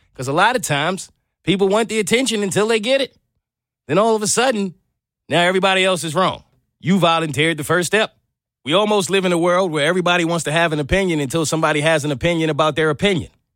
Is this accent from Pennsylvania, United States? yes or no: no; New York, United States; growing up as a kid in New York